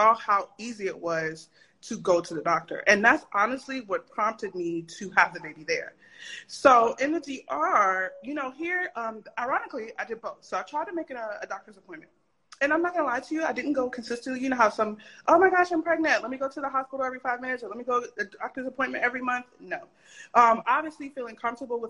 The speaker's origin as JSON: {"language": "English", "town": "Atlanta", "region": "Georgia", "country": "United States", "said": "I'm from Atlanta, Georgia"}